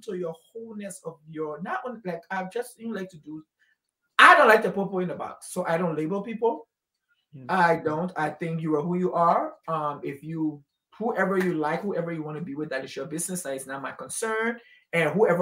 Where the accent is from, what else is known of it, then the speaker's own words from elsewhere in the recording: Liberia; I grew up in Liberia my whole life